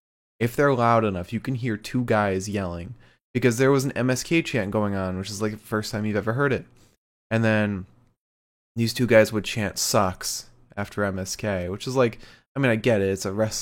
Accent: the South, United States; I'm from the South. I get to bully people.

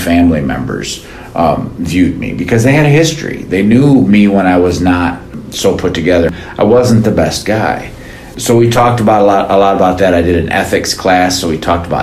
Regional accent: Lansing, Michigan, United States; my wife is from Lansing, I'm from Lansing

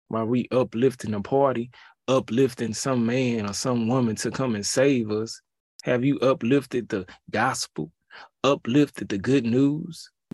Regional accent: Houston, Texas, United States; I'm from that H town, you feel me? seven one three, two eight one

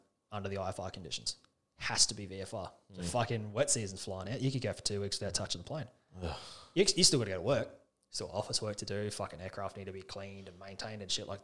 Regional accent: Alice Springs, Northern Territory, Australia; also born or lived in Canada; Born and bred in Alice.

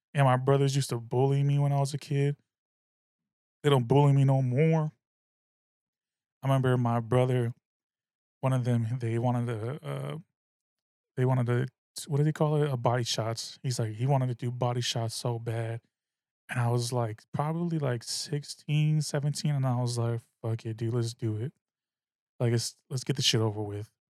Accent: the Bay Area, California, United States; I'm from the Bay. I'm a Bay motherfucker

